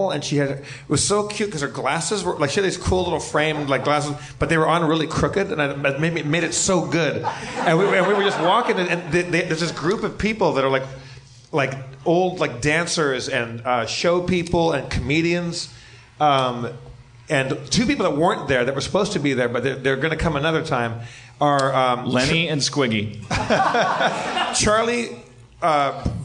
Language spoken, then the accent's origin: English; Sweden; born there; Where are you from? I was like, I was born in Sweden.